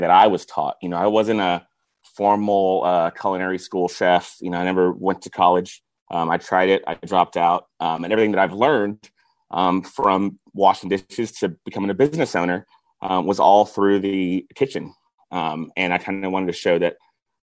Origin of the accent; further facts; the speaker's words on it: Houston, Texas, United States; I was born and raised here in Houston